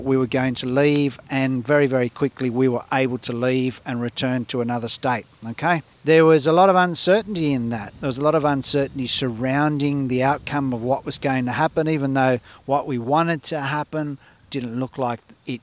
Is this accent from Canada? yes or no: no; Australia; we're growing up in Australia and being educated in Australia.